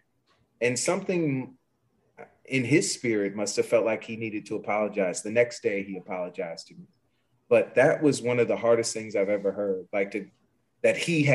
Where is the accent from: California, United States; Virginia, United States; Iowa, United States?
Virginia, United States; Richmond; moved away as an adult; also born or lived in Pittsburgh; I'm from Richmond, Virginia, and there isn't a lot of industry